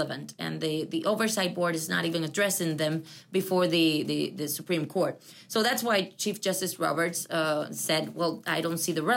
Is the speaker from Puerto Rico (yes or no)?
yes; Puerto Rico; I am from Puerto Rico and I'm living the second class citizenship that Puerto Ricans have